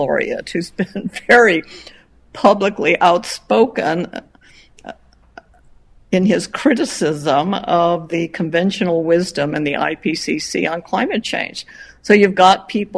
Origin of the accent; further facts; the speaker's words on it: Chicago, Illinois, United States; moved away as an adult; also born or lived in Madison, Wisconsin / Purdue, Indiana / Penn State, Pennsylvania / Boulder, Colorado; I grew up in Illinois, Chicago. I'm a Chicagoan